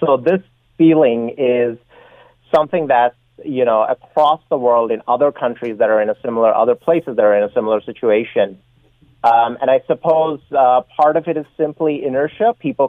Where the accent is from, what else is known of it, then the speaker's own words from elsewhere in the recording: Canada; person of British heritage. My ancestors were United Empire loyalists, but I just think of myself as Canadian. And to me, the Union Jack is the flag of a foreign country.